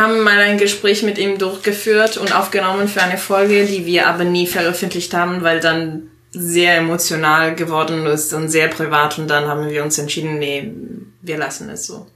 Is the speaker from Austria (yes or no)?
no; Italy; German is a second language; moved away as an adult; now in Germany; ich komme aus Italien wohne seit acht Jahren in Deutschland